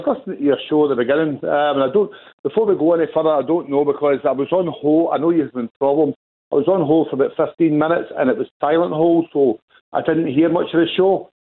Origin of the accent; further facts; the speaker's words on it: Port Glasgow, Scotland, United Kingdom; now in Gourock, United Kingdom; I'm in Gourock now, but I come from Port Glasgow